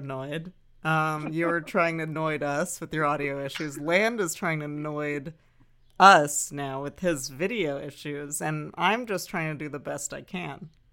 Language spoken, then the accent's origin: English; Santa Monica, California, United States; I was born in Santa Monica Hospital